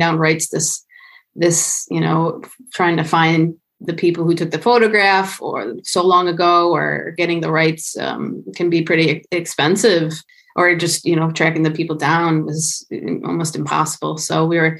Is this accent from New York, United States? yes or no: yes; Buffalo, New York, United States; born and raised in Buffalo